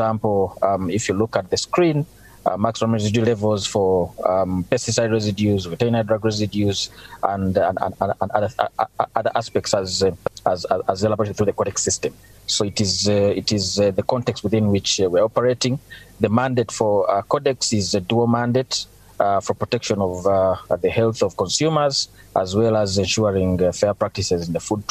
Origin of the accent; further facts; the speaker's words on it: Uganda; I'm from Uganda